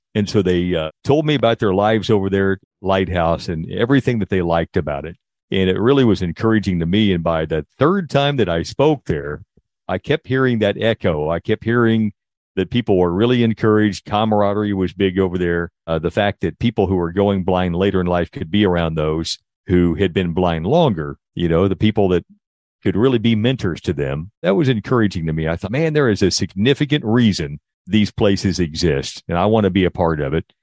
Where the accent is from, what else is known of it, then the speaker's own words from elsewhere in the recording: Indiana, United States; moved away as an adult; now in Texas, United States; I grew up in Indiana, at least until I graduated from high school